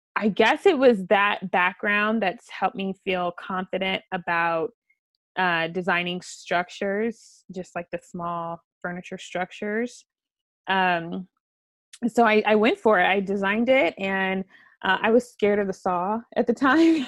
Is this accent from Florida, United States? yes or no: no; St. Louis, Missouri, United States; I grew up in the suburbs of St. Louis